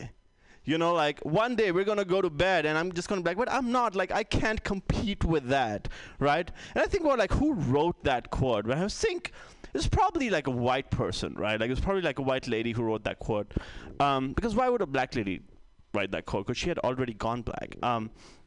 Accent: India; now in United States; I come from India. I lived in India

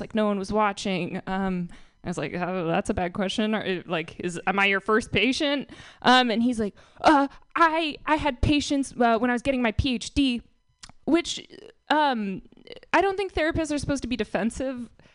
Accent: Marin, California, United States; I'm from Marin

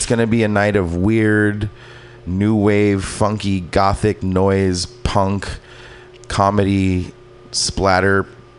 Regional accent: California, United States; I grew up in the Valley. Yeah. I'm

